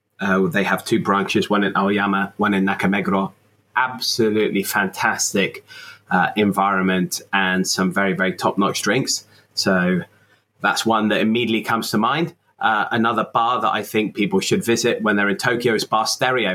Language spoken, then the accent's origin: English; Exeter, South West England, United Kingdom; moved away as an adult; also born or lived in Warwick / London; now in Japan; I was born in Exeter in Devon, which is in the southwest of England in the United Kingdom, a few decades ago. And that's where I lived all my life until I went to Warwick University.